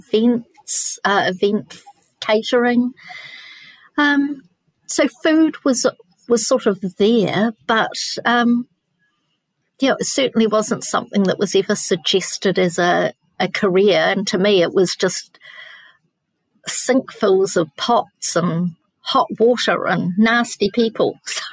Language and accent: English; Nelson, New Zealand; I'm born in New Zealand, but moved around a lot. Most of my early years were in Nelson, which is a lovely foodie place.